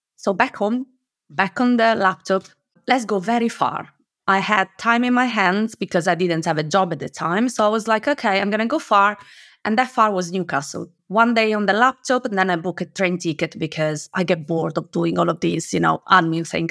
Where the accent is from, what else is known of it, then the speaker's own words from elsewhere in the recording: Italy; moved away as an adult; now in United Kingdom; I am originally from Italy, but I moved to the U K ten years ago